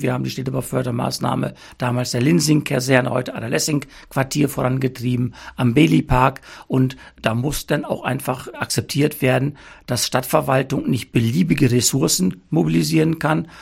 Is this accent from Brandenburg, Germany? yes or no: no; Altenhagen I, Lower Saxony, Germany; Ich bin bei mir in meinem Heimatort Altenhagen 1 seit November 21 im Ortsrat tätig